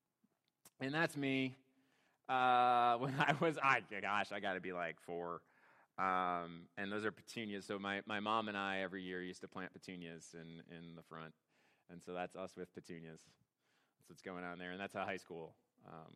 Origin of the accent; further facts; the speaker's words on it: Hiram, Ohio, United States; I grew up in Hiram, Ohio